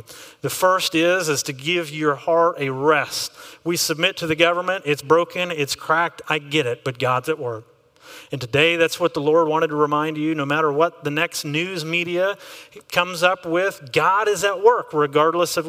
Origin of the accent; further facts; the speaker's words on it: Texas, United States; I am an American, which gives me a very unique flavor when I'm looking at government. But I'm also a Texan, which gives a whole other flavor.